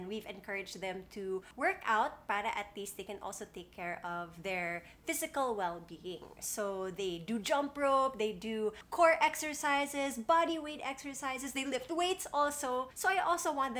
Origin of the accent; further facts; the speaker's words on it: United States; moved away; Growing up in the States, we had a basement